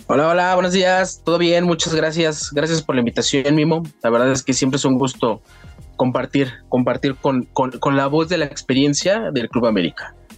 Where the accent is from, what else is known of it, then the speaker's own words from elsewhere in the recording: Cuautitlán Izcalli, State of Mexico, Mexico; de acá de Cotitlán Izcalli, Estado de México.